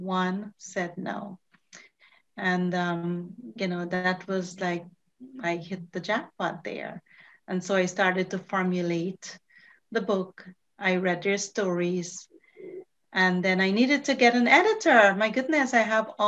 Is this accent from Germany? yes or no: no; Guyana; moved away as an adult; I came from Guyana as an immigrant, you know, in my very early 20s